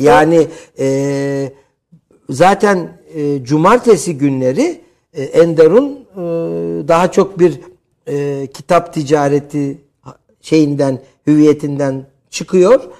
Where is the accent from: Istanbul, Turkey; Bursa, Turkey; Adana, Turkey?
Istanbul, Turkey; Yetmişli yıllarda İstanbul Cerrahpaşa doğumluyum ki Cerrahpaşalılığı, e, özellikle, e, vurgularım.